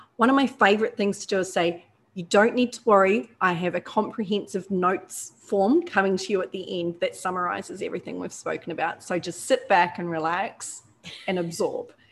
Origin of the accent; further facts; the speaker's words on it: New Zealand; now in Australia; I'm a Kiwi, but, you know, I'm adopted by now.